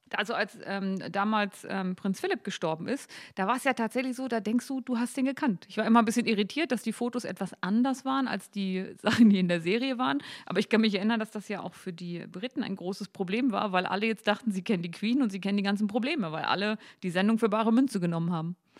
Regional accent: Gittelde, Lower Saxony, Germany; Gittle, der Harzteil, wo ich herkomme

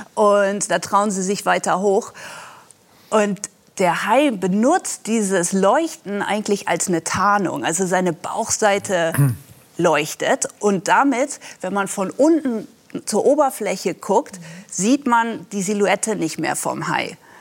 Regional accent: Netherlands; moved away; ich bin selber an der Nordsee aufgewachsen, am Wattenmeer in den Niederlanden

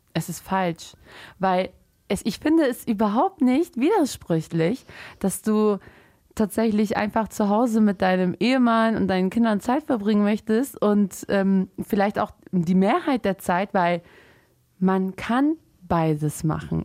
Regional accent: Germany; im Endeffekt sind wir als Muslime in Deutschland aufgewachsen

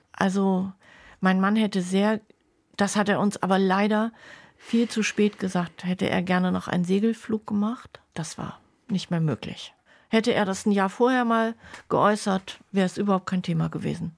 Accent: Bremerhaven, Bremen, Germany; moved away; also born or lived in Schwäbisch Gmünd / Swabian village; Ich bin, wie gesagt, in Bremerhaven groß geworden

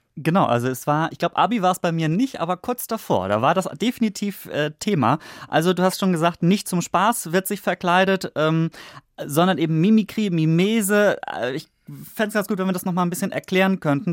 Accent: Northern Germany, Germany; also born or lived in Stuttgart; als Norddeutscher

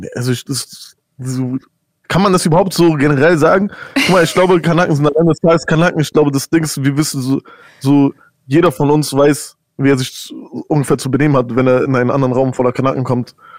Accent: Berlin, Germany; wir sind jetzt alle in Deutschland aufgewachsen

